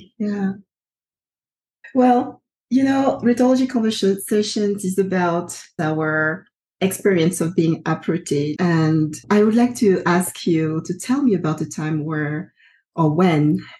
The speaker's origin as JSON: {"language": "English", "country": "Côte d’Ivoire"}